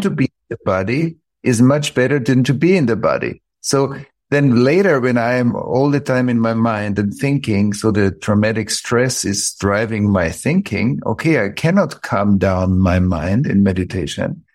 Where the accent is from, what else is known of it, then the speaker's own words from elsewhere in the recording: Vienna, Austria; I grew up in Vienna, outside of Vienna.